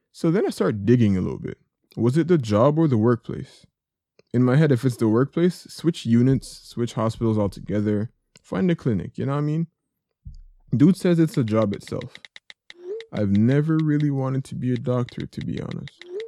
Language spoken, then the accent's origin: English; Jamaica; I grew up in Jamaica.